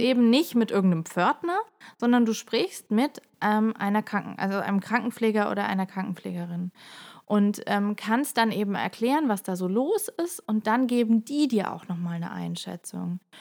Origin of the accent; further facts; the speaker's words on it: Germany; also born or lived in Heidelberg; bei uns in Deutschland